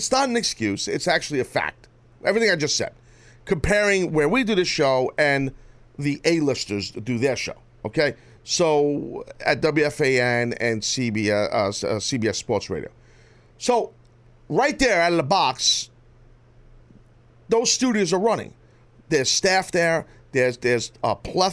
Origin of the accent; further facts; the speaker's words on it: Northeast, United States; we're all from the Northeast